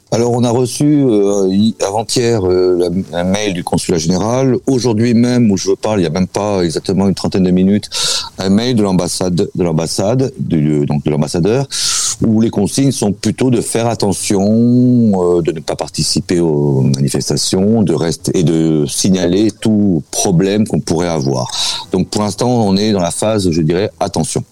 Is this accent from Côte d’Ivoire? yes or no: no; France; now in Russia